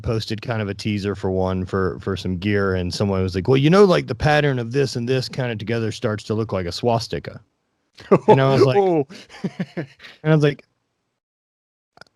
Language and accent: English; the South, United States; growing up in the South